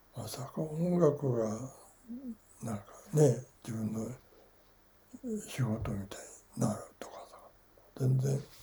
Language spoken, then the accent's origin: Japanese; Fukuoka, Japan; 福岡だから生まれ育ちが